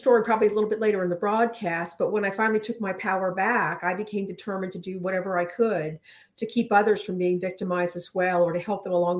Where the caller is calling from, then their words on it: Clayton, North Carolina, United States; Clayton, North Carolina, just outside of Raleigh.